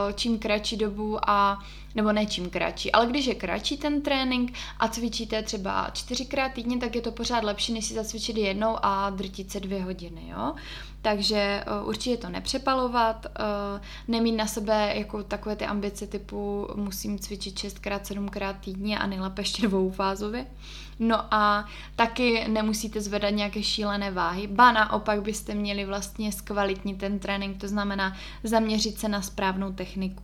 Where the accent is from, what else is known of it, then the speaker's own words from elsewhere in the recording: Ostrava, Moravian-Silesian Region, Czechia; moved away as an adult; now in Prague, Czechia; protože tím, že jsem z Ostravy a v té době jsem teda tam ještě bydlela